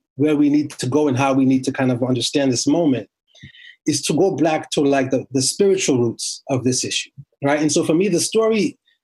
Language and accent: English; Boston, Massachusetts, United States; also born or lived in Port-au-Prince, Haiti; I basically grew up in Boston